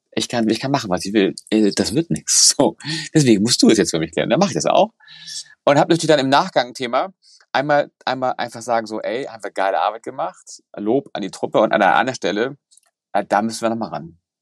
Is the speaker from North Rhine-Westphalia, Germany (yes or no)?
no; Hamburg, Germany; ich bin Hamburger